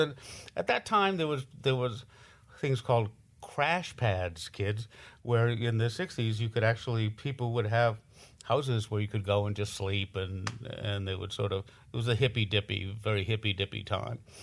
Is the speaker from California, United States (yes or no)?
yes; Los Angeles, California, United States; growing up in Hollywood